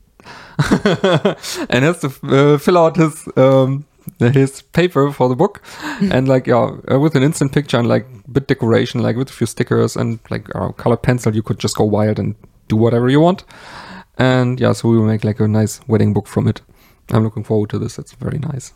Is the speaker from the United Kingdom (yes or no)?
no; Germany; I am from Germany